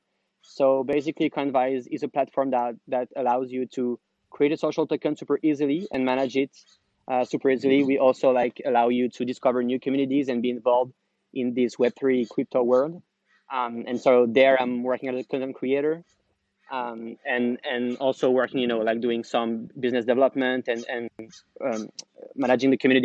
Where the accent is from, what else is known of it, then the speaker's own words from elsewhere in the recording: France; moved away as an adult; also born or lived in Paris / Amsterdam; now in San Francisco, United States; I'm originally from France